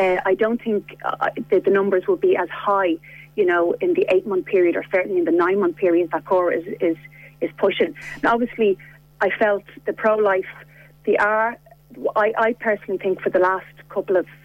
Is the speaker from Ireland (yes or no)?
yes; Ireland; as an Irish woman